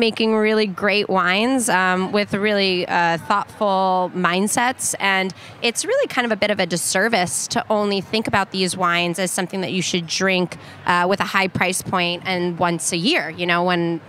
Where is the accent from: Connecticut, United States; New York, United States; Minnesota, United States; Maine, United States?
New York, United States; New York City; I'm born and raised in Hell's Kitchen in New York City